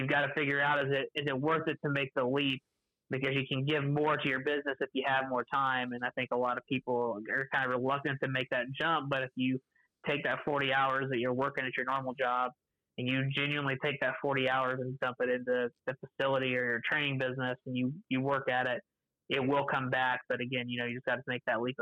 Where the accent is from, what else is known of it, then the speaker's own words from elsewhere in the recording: Terre Haute, Indiana, United States; I'm from Terre Haute, Indiana, which is a little bit west of Indianapolis